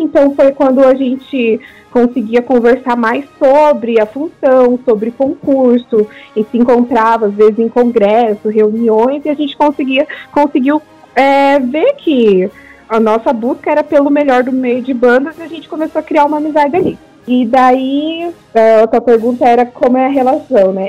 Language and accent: Portuguese; Paraná, Brazil; eu sou aqui do Paraná